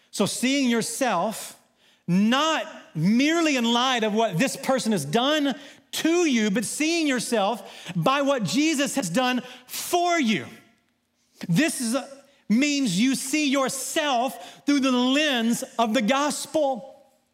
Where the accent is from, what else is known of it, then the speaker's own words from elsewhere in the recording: Southwest Arkansas, United States; growing up in Southwest Arkansas